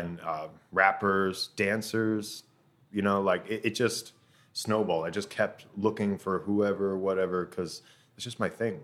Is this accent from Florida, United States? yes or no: yes; Tampa, Florida, United States; moved away as an adult; now in Ho Chi Minh City, Vietnam; I'm originally from Tampa, Florida